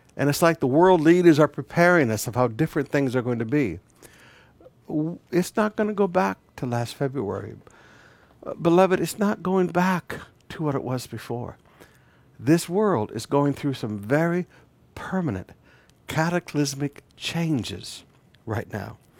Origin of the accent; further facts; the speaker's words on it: Flint and Detroit, Michigan, United States; moved away; As a young boy growing up, I grew up in the Black White Riots in the nineteen sixties in Flint and Detroit.